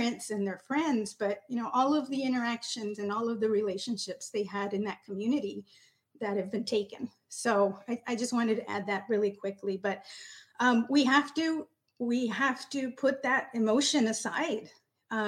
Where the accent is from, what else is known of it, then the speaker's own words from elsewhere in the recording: Del Rio, Texas, United States; I'm originally from Del Rio, so I'm very familiar with Uvalde